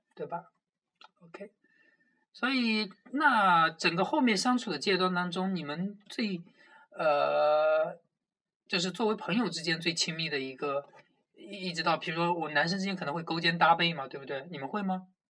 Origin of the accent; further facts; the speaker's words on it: Jiangsu, China; 虽然作为一名江苏人，对于辣的东西没有很大的那个共鸣感